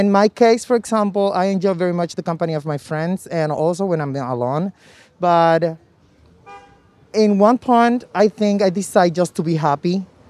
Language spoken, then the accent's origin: English; Dominican Republic; English is a second language; now in New York City, United States; I'm Dominican. Soy Dominicano.